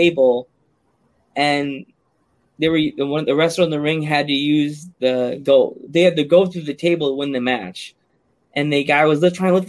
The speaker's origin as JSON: {"language": "English", "region": "New York", "country": "United States", "tie": "born or raised there", "moved": "yes", "said": "I grew up in New York"}